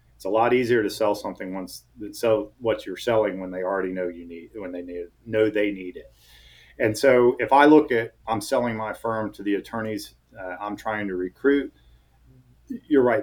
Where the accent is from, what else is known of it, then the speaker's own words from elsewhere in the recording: Atlanta, Georgia, United States; I was born and raised in Atlanta. Everybody I know is here